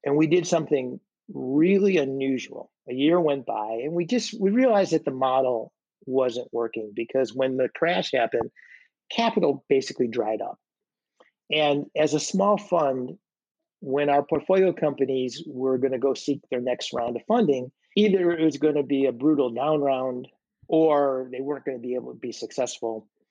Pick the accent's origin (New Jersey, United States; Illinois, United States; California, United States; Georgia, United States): Illinois, United States; Chicago; I loved growing up there